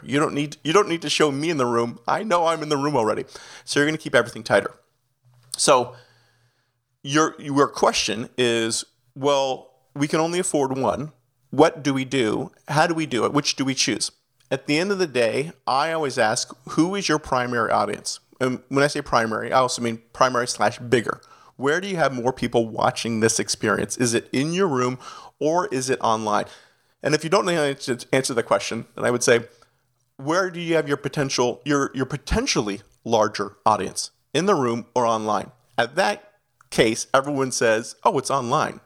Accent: Canada; accent: Canadian; moved away as an adult; also born or lived in Toronto, Ontario / Miami; now in New Jersey, United States; I'm a Canadian citizen, so you might catch a little bit of the accent throughout

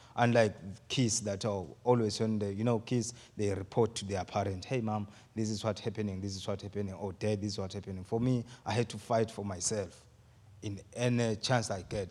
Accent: Eswatini; moved away as an adult; I'm from Swaziland, and, um, I'll be turning twenty-seven years in June

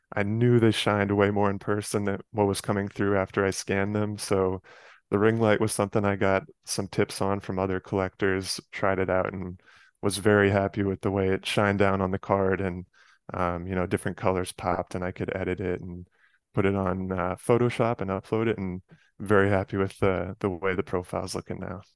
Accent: Westchester County, New York, United States; moved away as an adult; now in Chicago, United States; I grew up in Westchester County, just outside of Manhattan. So, I lived there from age five to eighteen

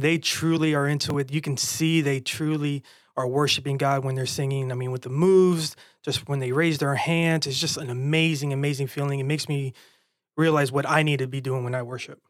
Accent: Florida, United States; growing up in Florida, man, I just lived at the beach

